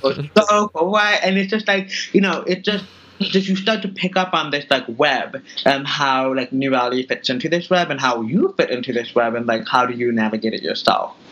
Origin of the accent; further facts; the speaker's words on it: Tracy, California, United States; moved away as an adult; also born or lived in Manhattan, New York; now in New York, United States; I was born and raised in California. So I am a Californian by nature, and now I live in Manhattan.